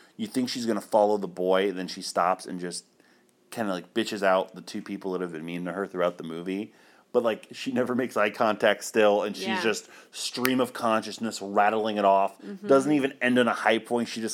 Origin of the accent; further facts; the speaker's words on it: Florida, United States; also born or lived in Ohio; I moved to Florida from Ohio in, February. So I was only in elementary school